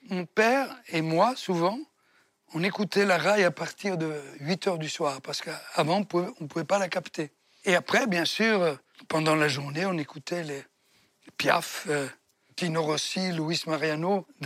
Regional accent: Comiso, Sicily, Italy; born there; Un Comiso.

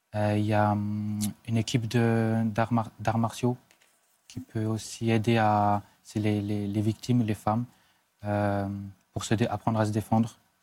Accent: Switzerland; chez nous en Suisse

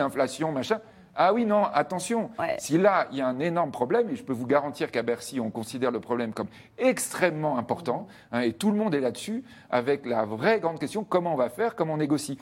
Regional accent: France; nous, on est français

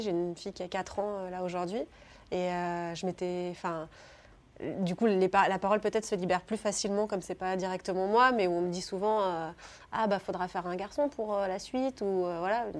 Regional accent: Cornas, Auvergne-Rhône-Alpes, France; moved away as an adult; also born or lived in Lille / Bordeaux / India / United States; j'ai grandi donc à Cornas, qui est un petit bled en Ardèche

